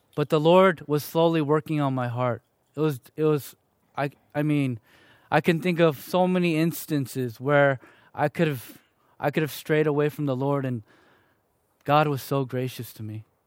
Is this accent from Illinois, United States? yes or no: yes; Chicago, Illinois, United States; also born or lived in Fullerton, California; now in Riverside, United States; I was born and raised in Chicago, Illinois, to two parents who, both of 'em were from South Korea